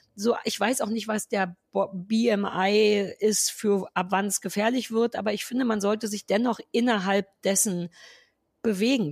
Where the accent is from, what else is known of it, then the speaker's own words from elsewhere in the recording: Berlin, Germany; wir Berliner